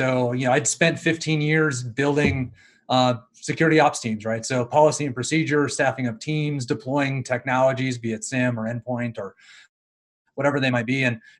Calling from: Louisville, Colorado, United States; I am in Louisville, Colorado.

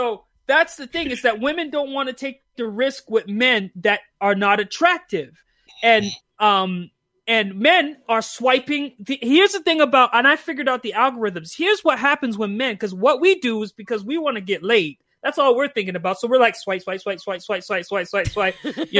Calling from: Calgary, Alberta, Canada; I'm calling from Canada. Hey. I live in Calgary.

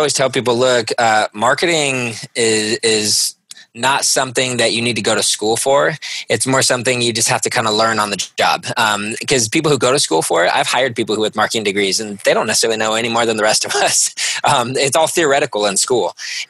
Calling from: Carlsbad, California, United States; Our office is in Carlsbad, California.

